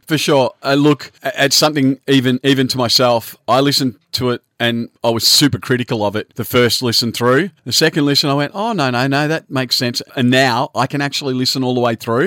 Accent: Australia; We're Australian

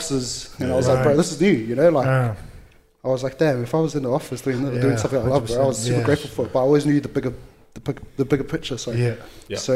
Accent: Auckland, New Zealand; moved away as an adult; also born or lived in Samoa / Logan, Australia; now in Australia; I'm from Manurewa. I grew up there. Sorry. Actually, I was born back in Middlemore.

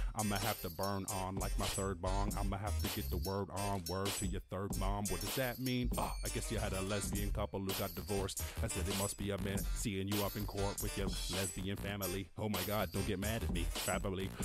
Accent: born in Cork, Munster, Ireland; growing up in Ireland obviously, rural Ireland, not the city at all

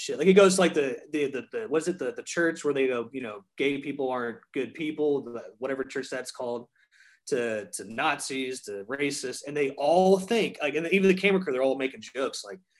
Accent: Charleston, United States; I'm like, yeah, I'm from Charleston. And I'll be like, I'm from Charleston, you know.

